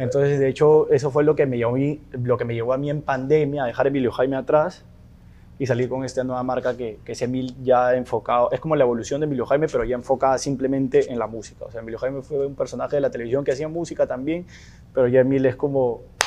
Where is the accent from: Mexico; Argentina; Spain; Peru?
Peru; moved away